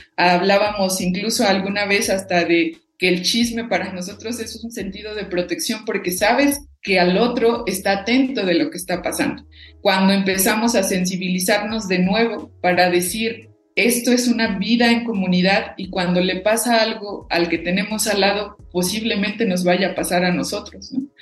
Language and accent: Spanish; Cherán, Michoacán, Mexico; first language Purépecha; Spanish is a second language; venir de un legado de nuestros ancestros y ancestras propiamente de una cultura que siempre fue la resistencia